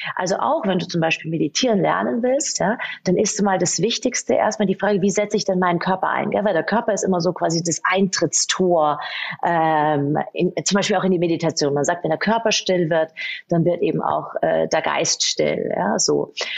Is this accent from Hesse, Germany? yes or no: no; Munich, Bavaria, Germany; moved away as an adult; now in Salzburg, Austria; ich bin äh, eigentlich gebürtige Münchnerin und ich habe eigentlich mir äh, gedacht, boah, ich gehe nie aus München weg